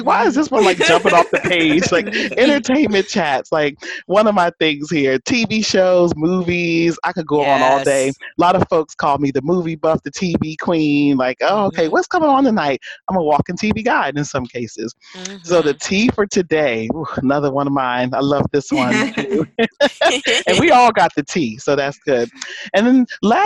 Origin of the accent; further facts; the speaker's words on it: New Jersey, United States; Cowboy fan here, even though I'm from Jersey